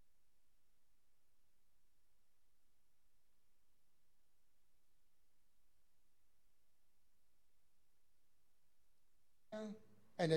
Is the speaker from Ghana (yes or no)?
yes; Ghana